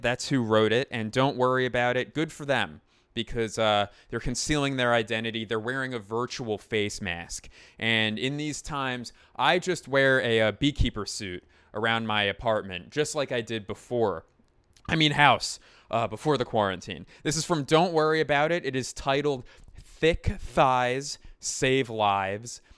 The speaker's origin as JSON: {"language": "English", "town": "Philadelphia", "region": "Pennsylvania", "country": "United States", "tie": "born or raised there", "said": "I claim Philadelphia"}